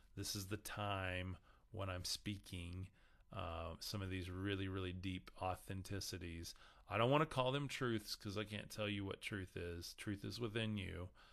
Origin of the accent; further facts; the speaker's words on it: West Texas, United States; growing up in West Texas